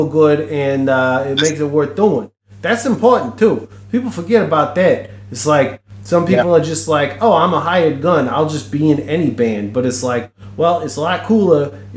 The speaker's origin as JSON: {"language": "English", "country": "United States", "tie": "born or raised there", "said": "growing up in America with the punk rock scene"}